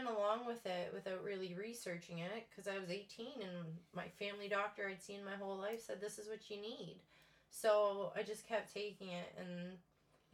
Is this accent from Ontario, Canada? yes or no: yes; Windsor, Ontario, Canada; moved away as an adult; also born or lived in Ottawa / Thunder Bay; now in New Brunswick, Canada; I was born and raised in Windsor, Ontario. I moved to New Brunswick the day after my 29th birthday